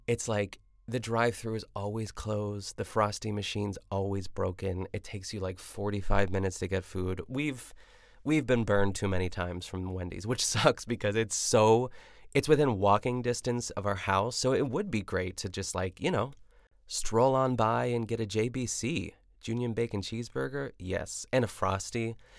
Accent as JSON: {"language": "English", "country": "United States", "said": "I'm an American"}